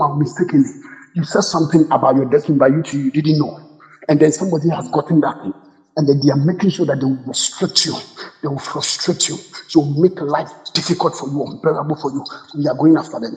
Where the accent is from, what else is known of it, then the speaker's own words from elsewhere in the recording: Ghana; I'm a Ghanaian, those of us from Ghana